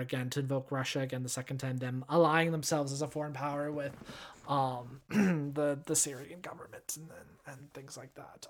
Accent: Canada; I am Canadian

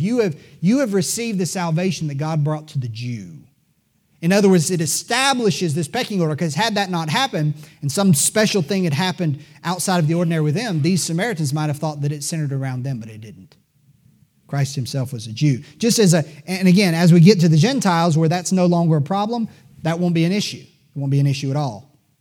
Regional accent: Greenville, South Carolina, United States; I was born in Greenville, South Carolina

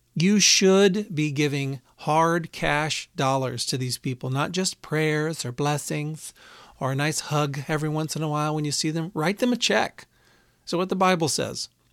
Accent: Houston, Texas, United States; I grew up in Houston

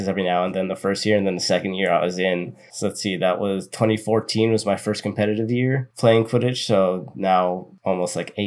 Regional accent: Oceanside, California, United States; I'm originally from Oceanside, which is North San Diego County.

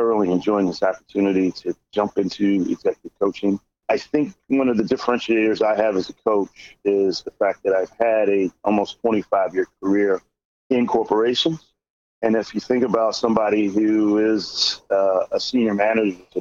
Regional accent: Philadelphia, Pennsylvania, United States; also born or lived in Denver, Colorado / Aurora, Colorado; I'm from originally from Philadelphia, but we moved out to Denver and Aurora, Colorado for about 6 years as a kid

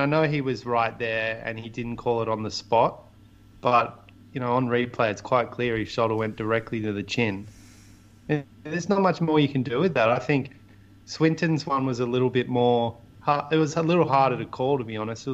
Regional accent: Australia; as an Australian fan

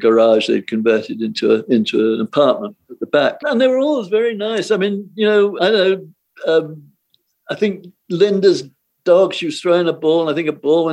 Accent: United Kingdom; moved away as an adult; also born or lived in North Hollywood, Los Angeles; I was British

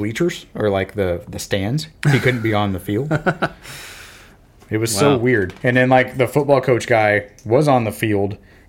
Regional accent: Florida, United States; I grew up in Florida, and football and baseball were the sports.

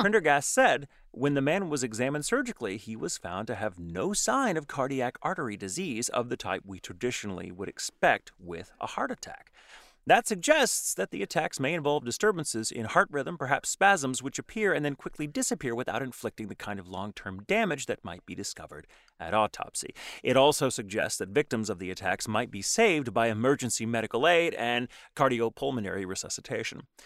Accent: Texas, United States; now in Los Angeles, United States; I'm from Texas

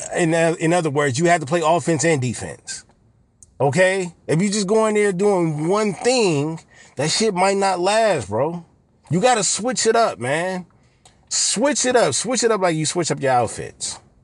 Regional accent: Los Angeles, California, United States; I was born on the west side, raised on the east side, and, and went back and forth from time, from certain time periods, but the bulk of my, the bulk of my life was on the east side of L A.

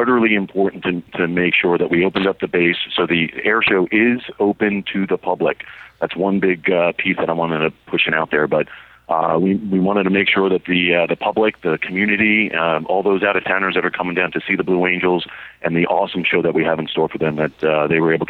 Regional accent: New York City, New York, United States; growing up in Brooklyn

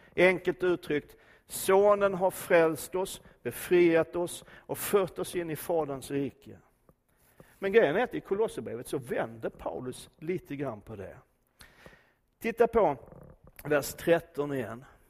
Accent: Skåne, Sweden; för oss som är infödda svenskar, även om jag är skåning så räknar jag mig som svensk

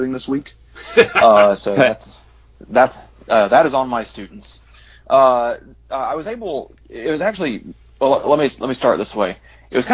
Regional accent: the South, United States; a Southerner with one of those big, tight-knit families

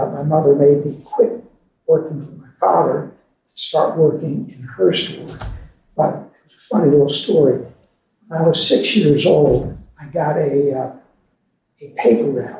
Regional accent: Herndon, Virginia, United States; also born or lived in Leesburg, Virginia / Washington, D.C.; I was born in Leesburg, Virginia, 1939. My father had a store in Leesburg and lived in Leesburg probably till I was about two. Family moved to Washington and then moved back to Herndon, where my mother owned a store

